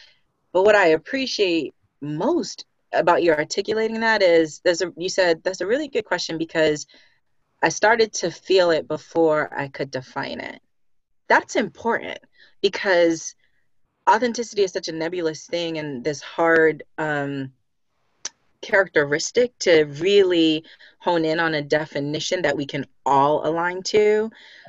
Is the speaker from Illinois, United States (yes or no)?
no; Boston, Massachusetts, United States; We're both from Boston, both done HR, both in tech, both coaches in the same format, both with, I'm assuming now, first generation American with parents who came from the Caribbean.